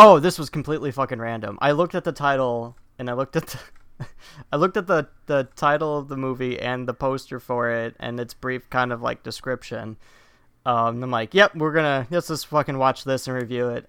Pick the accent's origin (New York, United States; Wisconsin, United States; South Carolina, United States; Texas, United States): Wisconsin, United States; I'm from Wisconsin.